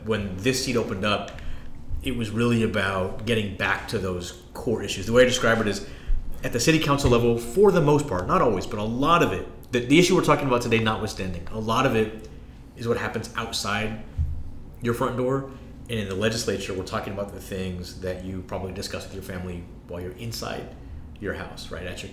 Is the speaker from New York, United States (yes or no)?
no; San Antonio, Texas, United States; also born or lived in McAllen, Texas / Michigan; born in McAllen, raised in San Antonio, public schools, University of Michigan